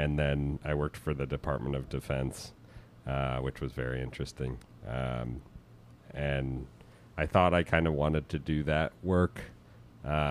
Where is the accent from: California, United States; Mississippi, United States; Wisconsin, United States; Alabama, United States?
Wisconsin, United States; Manitowoc; moved away as an adult; also born or lived in Washington, D.C.; I'm from Manitowoc, Wisconsin, a small town just a little south of Green Bay on Lake Michigan